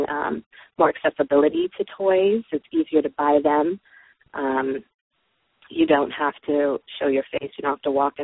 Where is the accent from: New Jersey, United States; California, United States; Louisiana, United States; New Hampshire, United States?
California, United States; Los Angeles; I'm from the San Fernando Valley, which in California, which is the heart of the sex toy industry